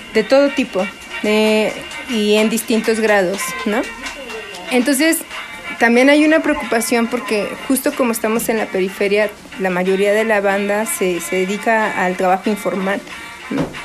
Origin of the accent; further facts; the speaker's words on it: Sierra Mixteca, Puebla, Mexico; now in Milpa Alta, Mexico; nosotras no somos originarias de Milpalta, nosotras ya tenemos aquí 20 años radicando. Nosotras somos de la Sierra Mixteca de Puebla.